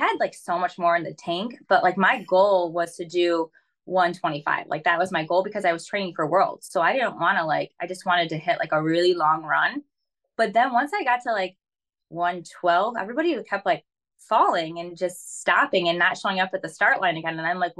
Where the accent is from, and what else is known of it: Michigan, United States